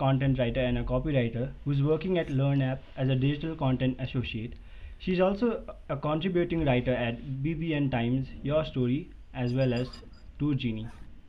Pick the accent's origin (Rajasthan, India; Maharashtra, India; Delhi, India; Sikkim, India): Sikkim, India; born or raised there